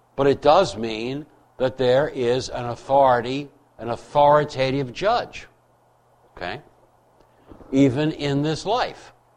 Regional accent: United States; I'm an American.

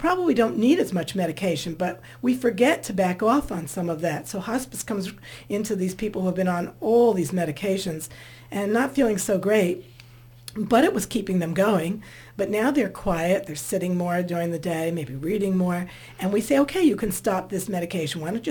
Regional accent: New Jersey, United States; I come from New Jersey where we had a lot of Italians and Jewish families

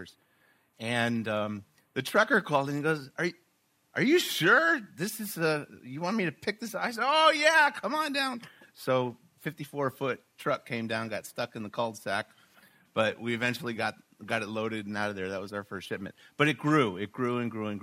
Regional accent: Short Hills, New Jersey, United States; born and raised in Short Hills

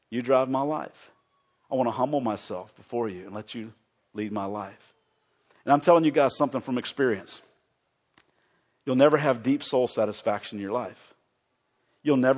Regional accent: the South, United States; I know this is weird, and this will tell you that I grew up in the South.

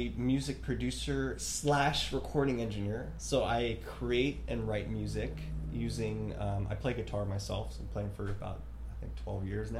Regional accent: United States; growing up in America, it's so different from these other countries

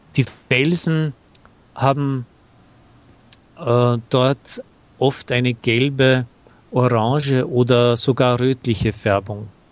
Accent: Salzburg, Austria; Ich habe gesagt, aus Salzburg.

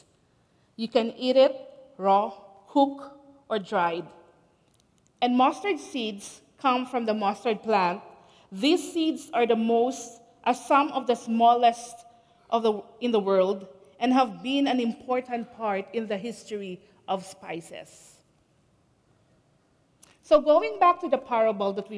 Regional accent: Philippines; moved away as an adult; now in Canada; I came to Canada 17 years ago. Originally, I'm from the Philippines

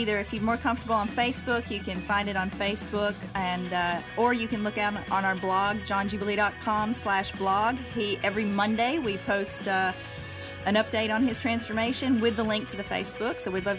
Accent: Alabama, United States; now in Los Angeles, United States; Well, I'm a Southerner. You know, I'm from the South. I'm an Alabama gal.

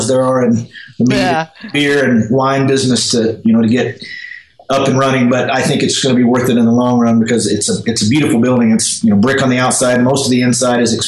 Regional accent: Alabama, United States; now in Colorado, United States; Growing up in Alabama

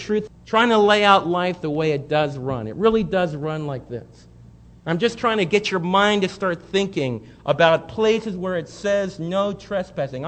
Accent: United States; I was raised right near New York City.

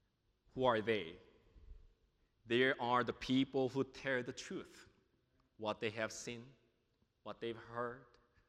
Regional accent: New York City, New York, United States; also born or lived in South Korea; now in Junction City, United States; I'm from New York City. I was born in South Korea and moved to New York City and lived there for a while

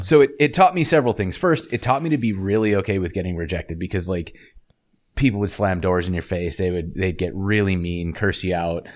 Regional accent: Montana, United States; I grew up in Montana

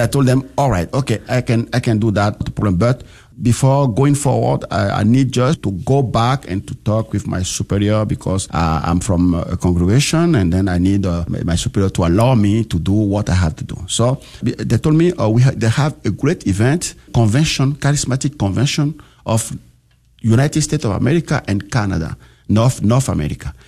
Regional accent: Benin; moved away; I grew up in Benin

